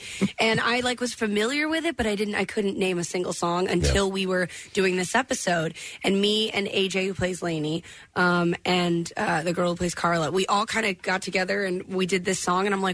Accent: Dallas, Texas, United States; growing up in Dallas, I was 17

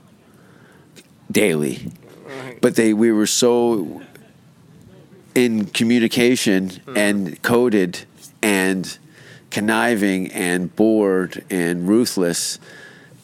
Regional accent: Hamilton, Ontario, Canada; the Hamilton Board of Education of my hometown

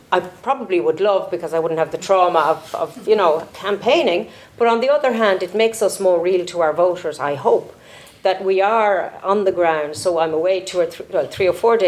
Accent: Ireland; as an Irish MEP

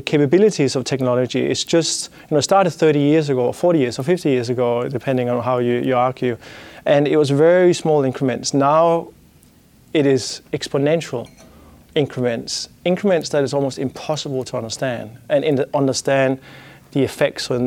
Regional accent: Denmark; accent: Danish; English is a second language; my Danish accent

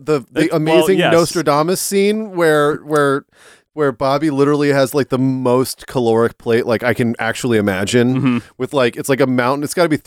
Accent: California, United States; I'm from California, so what do I know?

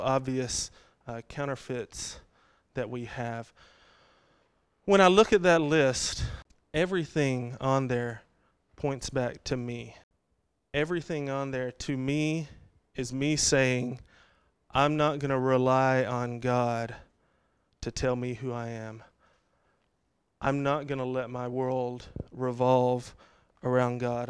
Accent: Texas, United States; I grew up in Texas

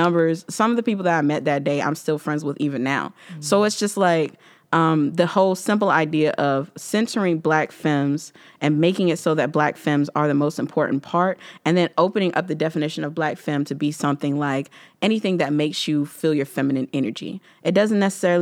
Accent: the South, United States; moved away; I'm from the South

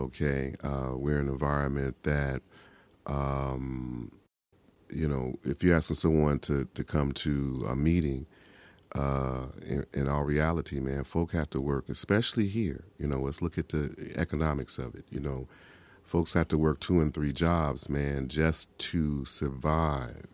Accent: Chicago, Illinois, United States; I'm from the South Side of Chicago

